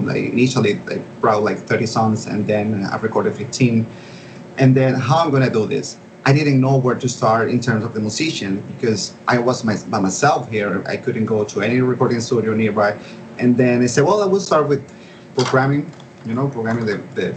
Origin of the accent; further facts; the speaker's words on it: Caracas, Capital District, Venezuela; I found this college for audio engineering there in my hometown, Caracas, Venezuela